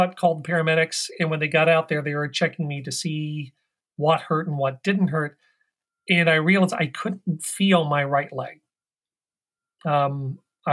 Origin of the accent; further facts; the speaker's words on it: Midwest, United States; moved away as an adult; now in Washington, D.C., United States; I grew up in the Midwest, but I've lived out here in the Washington, D.C. area since the early 90s.